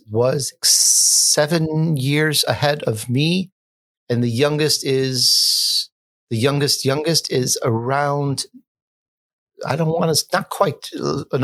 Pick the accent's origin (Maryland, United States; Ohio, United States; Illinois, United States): Illinois, United States; Chicago; also born or lived in Sicily, Italy; I am Italian. I was born in Sicily at the young age of three years old, we the whole family moved to Chicago, where other uh, relatives and uncles were.